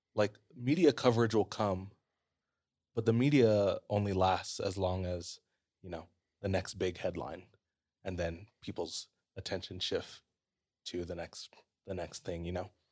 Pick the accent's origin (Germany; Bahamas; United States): United States; Hawaii; how long we've been here as a Hawaiian